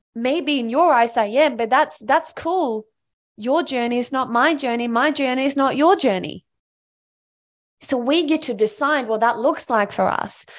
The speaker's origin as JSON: {"language": "English", "country": "Sweden", "tie": "born or raised there", "moved": "as an adult", "lives_now": "Australia", "said": "I am a small country girl from Sweden. I grew up in Sweden and I moved to Australia on my own when I was eighteen years old"}